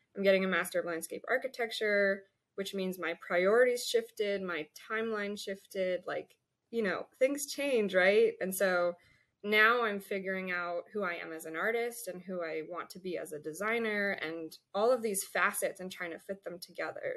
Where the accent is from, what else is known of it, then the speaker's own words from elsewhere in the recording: Colorado, United States; moved away as an adult; also born or lived in New York; I grew up in Colorado